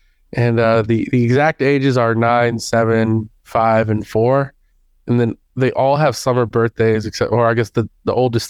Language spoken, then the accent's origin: English; Houston, Texas, United States; now in Dallas, United States; But yeah, I'm in Texas. In Dallas, Texas, but I'm originally from Houston, actually.